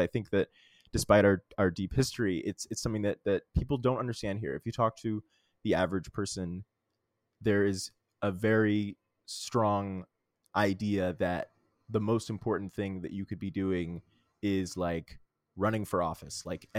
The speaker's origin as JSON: {"language": "English", "town": "Little Rock", "region": "Arkansas", "country": "United States", "tie": "born or raised there", "also_born_or_lived": "New York City", "moved": "yes", "said": "I moved back to my hometown, Little Rock, Arkansas. I always knew I was going to move back. I moved back a little bit earlier than I expected."}